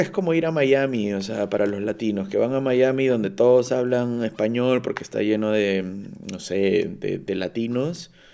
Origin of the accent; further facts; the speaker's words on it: Peru; now in Cologne, Germany; yo soy de Perú